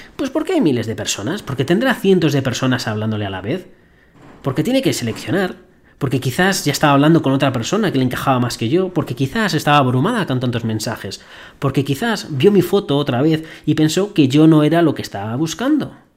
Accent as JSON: {"language": "Spanish", "country": "Spain", "accent": "Spanish", "moved": "yes", "said": "mi gran acento español me delataba"}